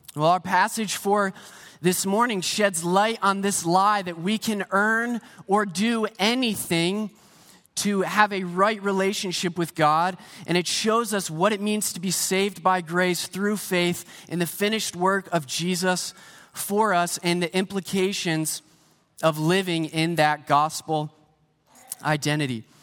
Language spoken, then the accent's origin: English; Pennsylvania, United States; moved away as an adult; also born or lived in Saint Petersburg, Florida; now in Canada; I grew up in Pennsylvania